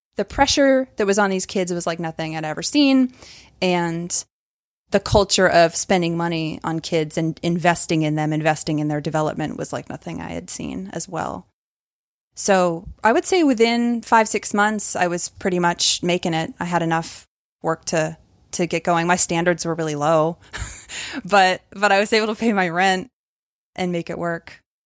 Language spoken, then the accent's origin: English; Maine, United States; moved away as an adult; also born or lived in California; now in Atlanta, United States; I moved to Atlanta from Maine, where I'd grown up